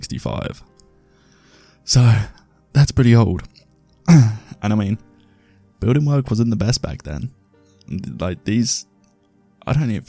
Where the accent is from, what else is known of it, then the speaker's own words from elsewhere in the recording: England, United Kingdom; I'm English and uncouthed.